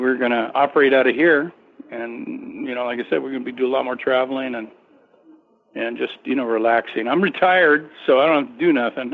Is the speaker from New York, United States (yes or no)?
no; California, United States; I'm from California